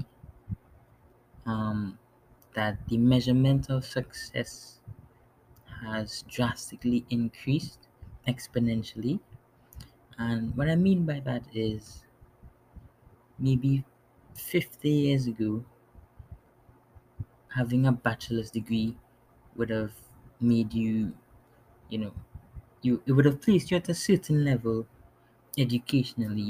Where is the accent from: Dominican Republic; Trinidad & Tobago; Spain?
Trinidad & Tobago; also born or lived in New York City, United States; now in New York, United States; I was born in New York City, but grew up in Trinidad and Tobago in the Caribbean. And now I'm back in New York